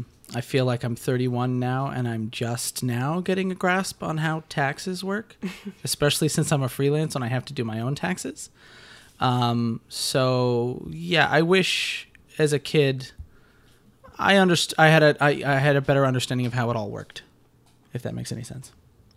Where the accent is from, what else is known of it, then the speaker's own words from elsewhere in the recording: Connecticut, United States; We're both from Connecticut.